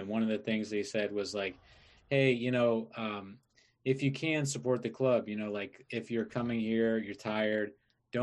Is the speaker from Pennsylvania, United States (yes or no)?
no; Arlington, Virginia, United States; moved away; I'm from Virginia, like Arlington, right outside D.C.